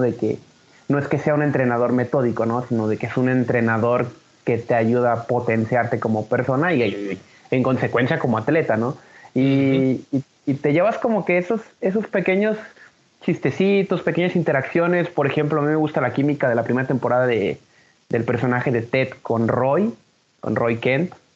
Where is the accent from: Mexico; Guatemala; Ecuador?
Mexico; Guadalajara, Jalisco; la ciudad de donde yo soy